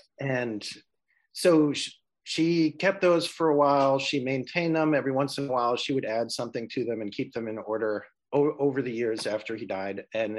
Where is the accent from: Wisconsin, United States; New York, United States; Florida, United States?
New York, United States; as a New Yorker